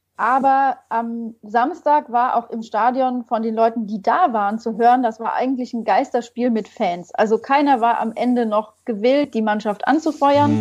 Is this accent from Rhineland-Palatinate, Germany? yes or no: yes; region near Koblenz, Rhineland-Palatinate, Germany; moved away as an adult; also born or lived in Mainz; ich komme ursprünglich aus der Region bei Koblenz